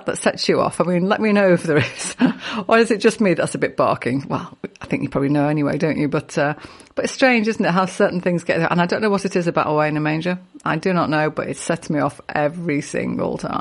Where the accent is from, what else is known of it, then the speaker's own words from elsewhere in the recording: Liverpool, North West England, United Kingdom; I grew up on Liverpool Council Estate and I've been singing in choir since I was six